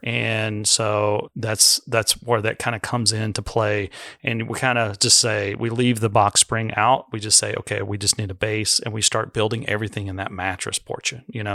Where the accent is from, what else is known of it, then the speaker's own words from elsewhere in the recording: United States; being American